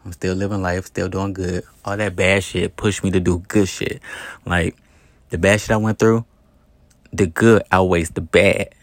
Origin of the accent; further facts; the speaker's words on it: East Chicago, Indiana, United States; moved away; also born or lived in Gary, Indiana / Hammond, Indiana / Las Vegas, Nevada; I was born in Gary, Indiana. I grew up in Hammond, Indiana, in East Chicago, Indiana. I lived in East Chicago, Indiana my whole life.